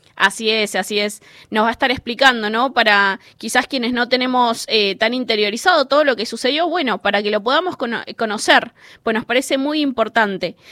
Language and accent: Spanish; Buenos Aires, Argentina; soy vecina de la Villa 31